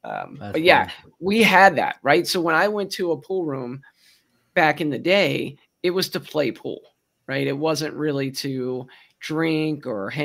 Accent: Baltimore, Maryland, United States; accent: Baltimore Maryland; moved away; I do have a Baltimore Maryland accent. Sorry about that. That's where I'm from originally.

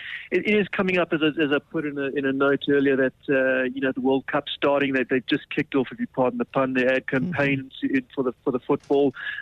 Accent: South Africa; So, you know, being a South African stockbroker, you can't avoid the currency at the moment.

